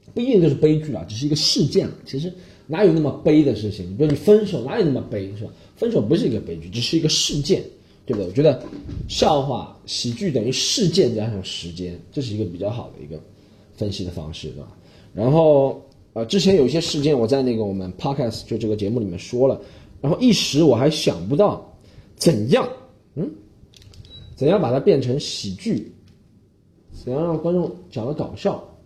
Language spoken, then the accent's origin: Chinese; Shanghai, China; 因为我是上海人嘛